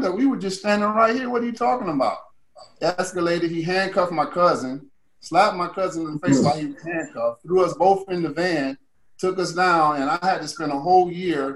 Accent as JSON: {"language": "English", "town": "Cleveland", "region": "Ohio", "country": "United States", "tie": "born or raised there", "said": "I grew up in Cleveland, Ohio, in the housing project where I was born."}